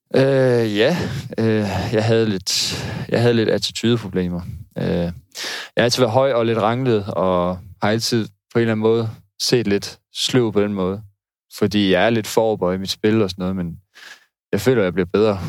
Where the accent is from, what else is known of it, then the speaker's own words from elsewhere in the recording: North Jutland, North Denmark Region, Denmark; moved away as an adult; also born or lived in Odense / Aalborg; now in Aarhus, Denmark; jeg er opvokset i Nordjylland